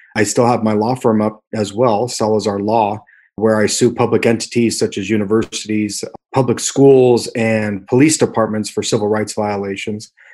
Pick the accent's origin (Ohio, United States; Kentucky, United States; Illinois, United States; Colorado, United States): Colorado, United States; Thornton; I grew up primarily here in Thornton